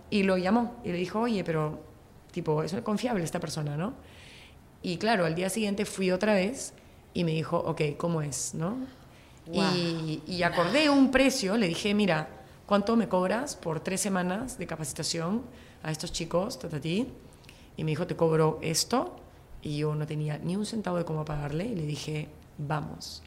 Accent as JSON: {"language": "Spanish", "country": "Peru", "said": "vengo de Perú"}